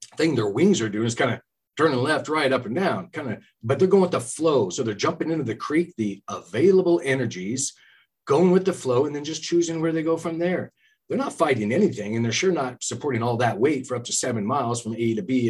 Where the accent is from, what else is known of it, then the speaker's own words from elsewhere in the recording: California, United States; also born or lived in Gold Bar, Washington; now in Washington, United States; I'm from California myself.